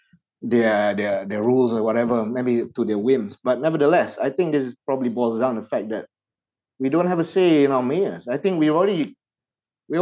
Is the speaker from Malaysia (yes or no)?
yes; Malaysia; As a Malaysian citizen